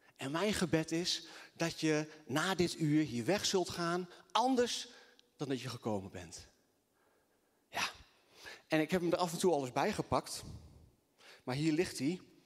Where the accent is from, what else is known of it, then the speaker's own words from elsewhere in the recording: Assen, Drenthe, Netherlands; also born or lived in Twente; ik kom eh, eh, uit Assen.